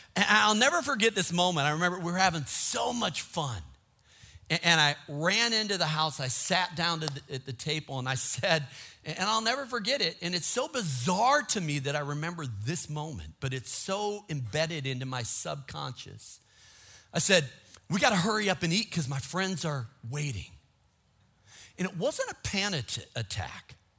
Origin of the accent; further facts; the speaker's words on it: Minnesota, United States; I grew up in Minnesota